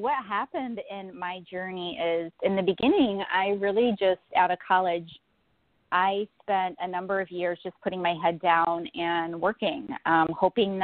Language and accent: English; Florida, United States; now in Buffalo, United States; I'm actually in Buffalo, New York. I was born in Florida, actually, and moved north to Buffalo